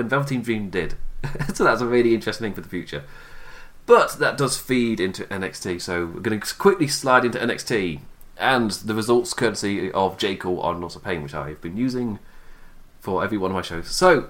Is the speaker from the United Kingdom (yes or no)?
yes; England, United Kingdom; I'm English. I don't watch the Super Bowl. There are lots of people in England who do watch Super Bowl, by the way.